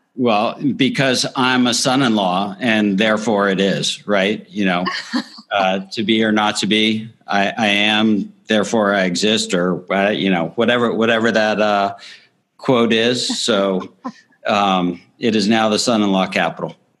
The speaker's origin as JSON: {"language": "English", "town": "Miami", "region": "Florida", "country": "United States", "tie": "born or raised there", "also_born_or_lived": "Northeast United States / West Coast United States", "moved": "yes", "lives_now": "Nashville, United States", "said": "I grew up in Miami, Florida"}